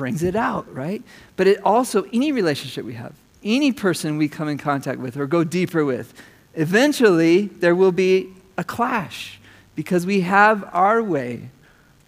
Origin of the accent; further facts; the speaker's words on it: United States; as an American